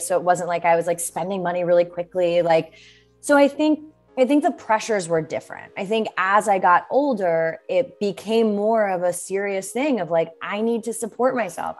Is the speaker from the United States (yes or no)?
yes; Bethlehem, Pennsylvania, United States; moved away as an adult; also born or lived in New York City; I grew up in Bethlehem, Pennsylvania, which is like an hour and 20 minutes outside of New York City.